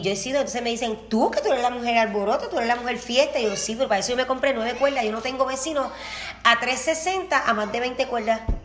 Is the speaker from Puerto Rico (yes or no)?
yes; Utuado, Puerto Rico; Yo soy dutuado, del mejor pueblo